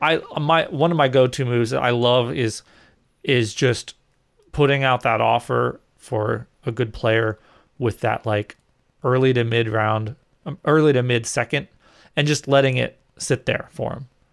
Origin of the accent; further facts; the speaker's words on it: New England, United States; I grew up in New England